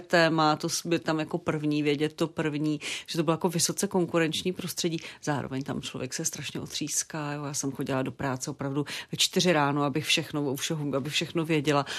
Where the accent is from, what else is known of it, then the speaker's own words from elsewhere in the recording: Zlín Region, Czechia; now in Prague, Czechia; já pocházím ze Zlínska, takže tam je, nejenom, že tam jezdím, já jsem tam prostě doma, já tam mám kořeny